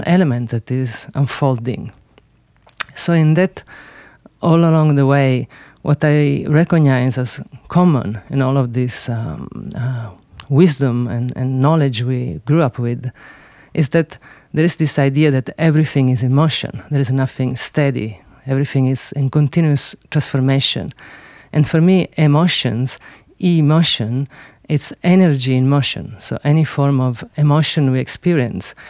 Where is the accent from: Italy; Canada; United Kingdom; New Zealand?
Italy; Sicily; English is a second language; I grew up in Sicily